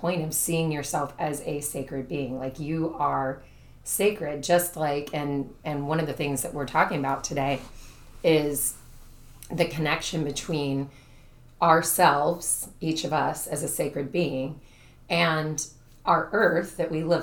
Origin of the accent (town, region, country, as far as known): Brooksville, Florida, United States; born or raised there; also born or lived in Jacksonville, Florida